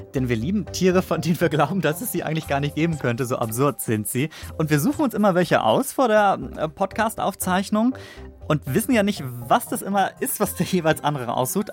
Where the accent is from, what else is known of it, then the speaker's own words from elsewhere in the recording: Northern Germany, Germany; also born or lived in Stuttgart; als Norddeutscher